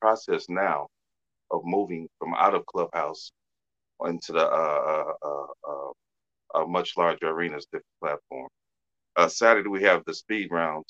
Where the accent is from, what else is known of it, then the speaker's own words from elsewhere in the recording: Detroit, Michigan, United States; now in Arkansas, United States; I'm from Detroit, actually. Transport down here to Arkansas